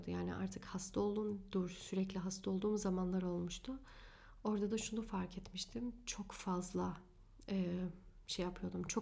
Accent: Germany; born there; Almanya'da evet doğdum. Almanya doğumluyum.

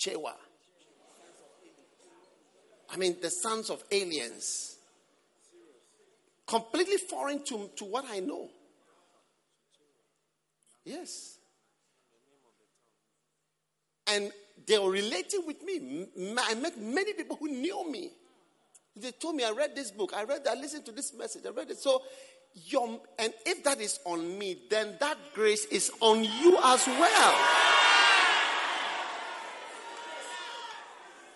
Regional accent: Ghana; I'm from Ghana and I've spent most of my life in Ghana

